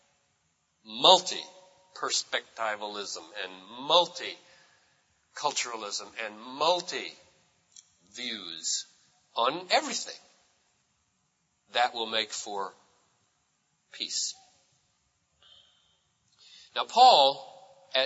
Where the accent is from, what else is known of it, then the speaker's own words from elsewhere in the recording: United States; I'm an American, and I am shaped largely by my culture of individualism